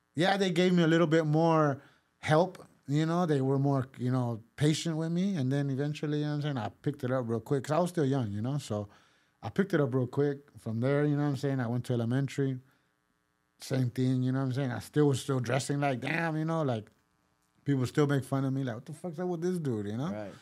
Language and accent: English; Pasadena, California, United States; first language Spanish; English is a second language; also born or lived in Mexico / East Los Angeles; I grew up there